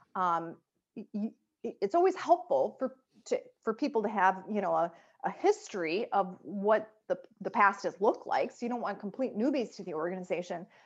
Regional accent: Chicago, Illinois, United States; I'm from Chicago

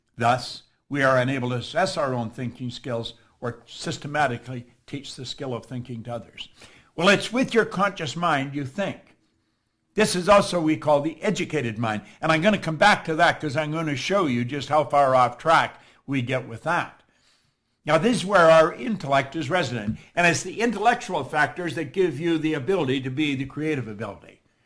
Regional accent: Toronto, Ontario, Canada; I'm from Toronto.

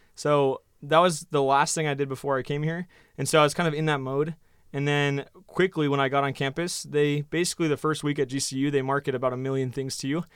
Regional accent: Oregon, United States; moved away as an adult; also born or lived in New Zealand; now in Phoenix, United States; I was from Oregon originally, so I kind of grew up in the outdoors

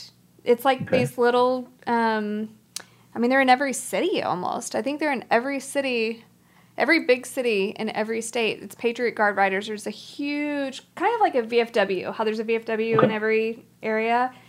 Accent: Dallas, Texas, United States; Yeah, we're from Dallas.

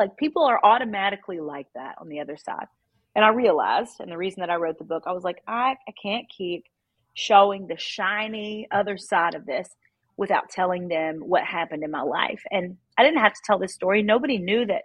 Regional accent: Kentucky, United States; now in Nashville, United States; I grew up in Kentucky. I live in Nashville now.

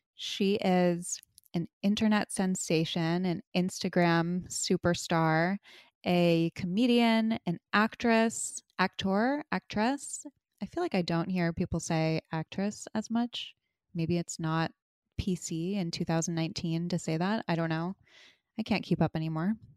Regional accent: East Coast, United States; now in Los Angeles, United States; I'm originally from the East Coast

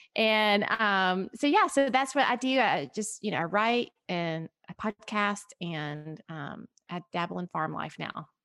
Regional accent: Tennessee, United States; moved away as an adult; also born or lived in Atlanta, Georgia; we moved from the Atlanta area, which we had been in forever, to Tennessee, which is where I'm from

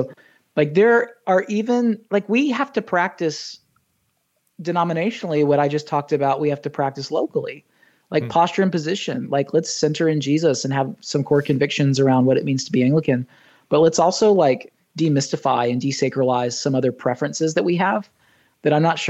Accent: Southern United States, United States; now in Ohio, United States; And I'm a Southern boy. I was raised in the South, so I'm not like some transplant from the Midwest that wasn't raised in the South.

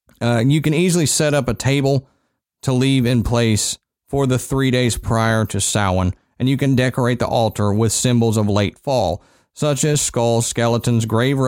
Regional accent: Texas, United States; Yeah, I grew up in Texas.

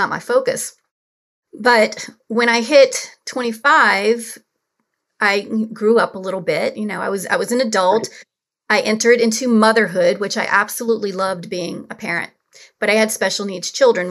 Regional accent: New Orleans, Louisiana, United States; I grew up in New Orleans

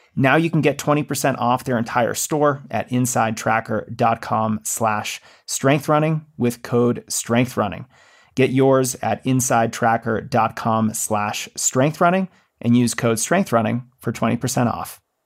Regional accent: Massachusetts, United States; that's my home state

